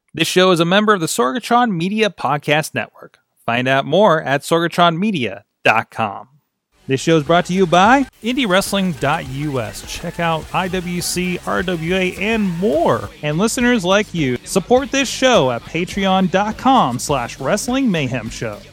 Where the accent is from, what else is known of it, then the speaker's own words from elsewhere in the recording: Dayton, Ohio, United States; I'm from Dayton